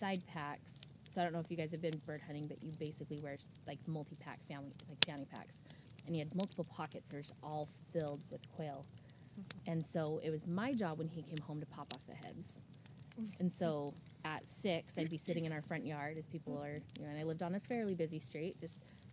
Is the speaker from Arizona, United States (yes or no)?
yes; Arizona, United States; moved away as an adult; now in Canby, United States; I'm originally from Arizona. I live in Canby now. I've been in Oregon for just about 4 years. Grew up in a hunting family.